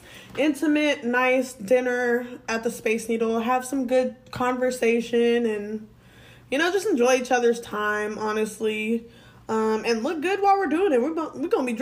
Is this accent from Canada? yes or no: no; Washington, United States; moved away; my home state for my birthday. We're going to Washington